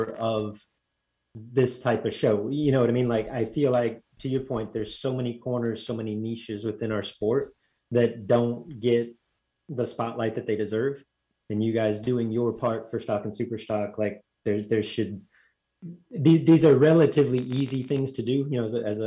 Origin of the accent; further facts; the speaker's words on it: Southern California, United States; I was born in Southern California